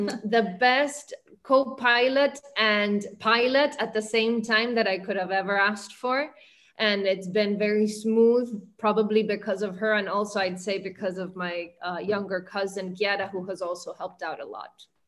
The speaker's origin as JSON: {"language": "English", "country": "Argentina", "tie": "born or raised there", "also_born_or_lived": "New York, United States", "moved": "as an adult", "lives_now": "Miami, United States", "said": "growing up in Argentina, I was very fond of adoration during my teenage years"}